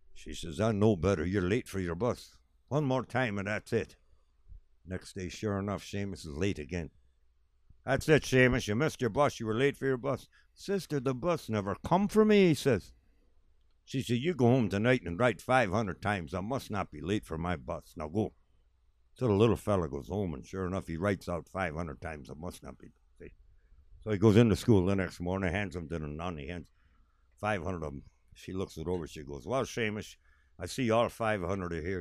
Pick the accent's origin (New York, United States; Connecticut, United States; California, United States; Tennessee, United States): New York, United States; Buffalo; Where are you from? I said, Buffalo